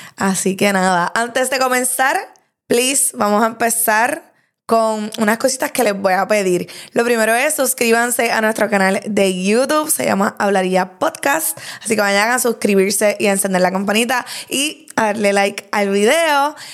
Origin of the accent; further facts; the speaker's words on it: Lares, Puerto Rico; moved away as an adult; now in Bayamón, Puerto Rico; de 26 años, natural de Lares